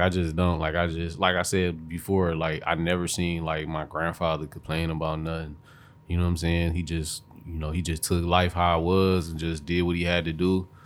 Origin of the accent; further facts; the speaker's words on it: Detroit, Michigan, United States; I grew up on the east side, but you know, I've been I'm from Detroit